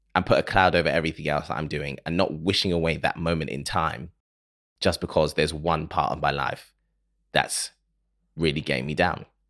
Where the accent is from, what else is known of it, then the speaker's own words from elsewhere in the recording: Ghana; I am from Ghana. I'm Ghanaian, so we say Happy New Year until June